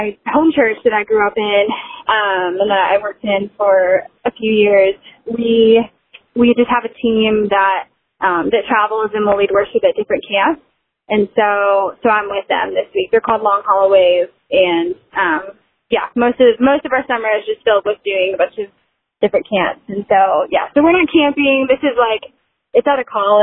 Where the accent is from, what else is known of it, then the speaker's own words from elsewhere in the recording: Nashville, Tennessee, United States; my hometown, Nashville